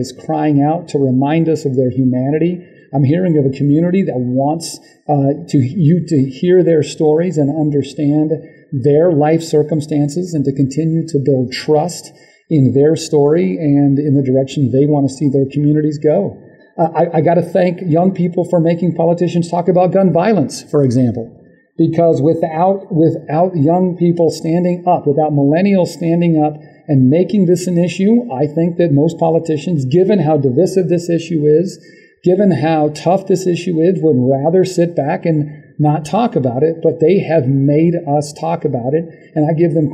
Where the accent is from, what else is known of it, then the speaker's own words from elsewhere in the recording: Arizona, United States; growing up in Arizona